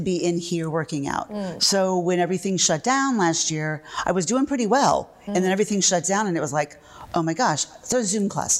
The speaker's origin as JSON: {"language": "English", "region": "Florida", "country": "United States", "tie": "born or raised there", "also_born_or_lived": "British Virgin Islands / Jamaica / New Hampshire", "moved": "as an adult", "lives_now": "Cape Cod, United States", "said": "I was born and raised in Florida"}